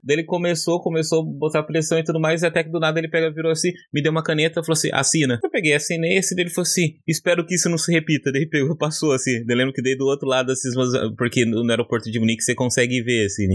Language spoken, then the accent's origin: Portuguese; São Paulo, Brazil; moved away as an adult; now in Limerick, Ireland; Sou de São Paulo. É, hoje eu moro aqui em Limerick